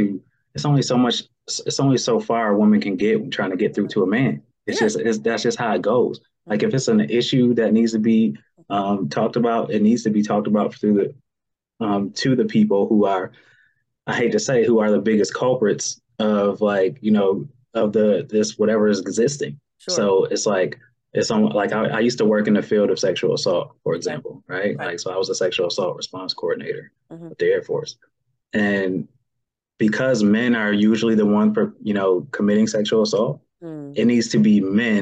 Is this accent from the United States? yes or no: yes; Buffalo, New York, United States; moved away; I'm from Buffalo, New York originally, born and raised